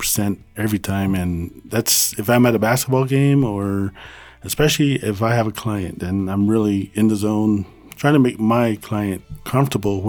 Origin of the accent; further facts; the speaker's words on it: Phoenix, Arizona, United States; moved away as an adult; now in Mescalero, United States; I grew up in Phoenix, Arizona.